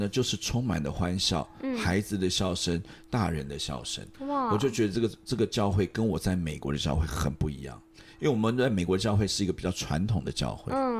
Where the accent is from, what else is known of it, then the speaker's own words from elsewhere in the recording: Taipei, Taiwan; 因为我从小在台北出生长大嘛，